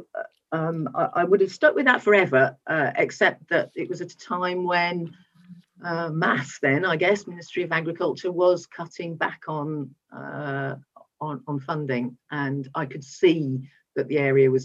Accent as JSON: {"language": "English", "region": "West Midlands", "country": "United Kingdom", "tie": "born or raised there", "said": "I grew up in the West Midlands, a relatively suburban area"}